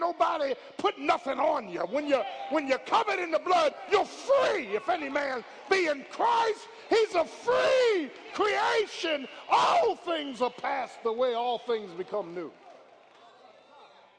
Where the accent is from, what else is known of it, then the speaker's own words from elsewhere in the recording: Philadelphia, Pennsylvania, United States; moved away; I'm from Philly